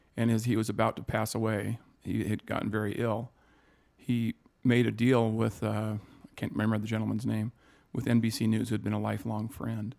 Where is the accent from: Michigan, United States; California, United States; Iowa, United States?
Iowa, United States; Sioux City; born in Sioux City, Iowa